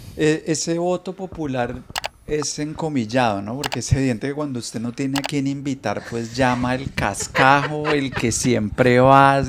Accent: Colombia; also born or lived in Bogotá; now in Miami, United States; los colombianos somos chéveres

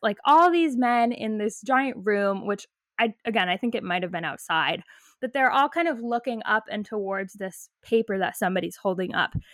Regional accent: San Francisco Bay Area, California, United States; moved away as an adult; now in Boston, United States; I grew up in the San Francisco Bay Area, and I still consider that home.

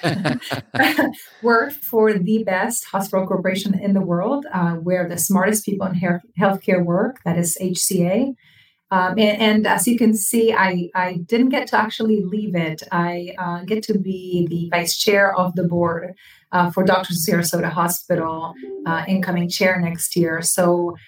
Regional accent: Buenos Aires, Argentina; moved away as an adult; also born or lived in Boca Raton, Florida / Los Angeles / Orlando; now in Florida, United States; I was born in Buenos Aires, Argentina, and I came to the country because of my dad's work. I turned 19 years old on the plane ride

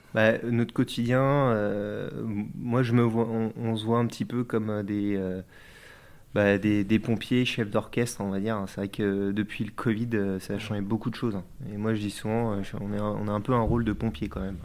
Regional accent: France; also born or lived in Mauges, Maine-et-Loire / Nantes; je suis originaire euh, des Deux-Sèvres plutôt, et puis aussi euh, des Mauges.

